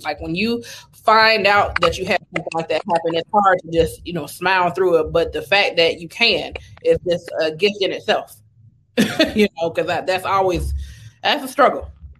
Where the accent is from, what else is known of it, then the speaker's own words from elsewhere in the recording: Carson, California, United States; I'm from Carson, so I got the LA vibe.